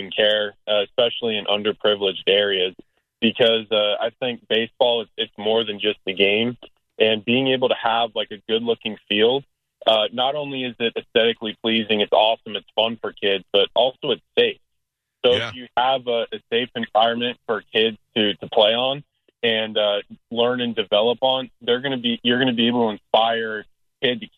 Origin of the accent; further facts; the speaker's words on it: Tampa, Florida, United States; three of the participants are born and raised in Tampa